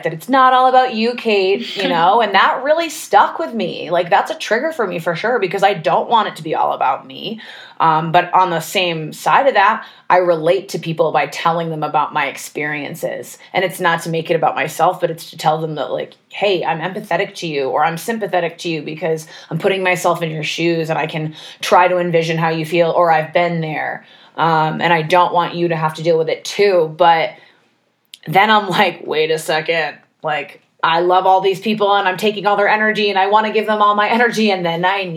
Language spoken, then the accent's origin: English; Maine, United States; moved away; also born or lived in Los Angeles; I grew up in Maine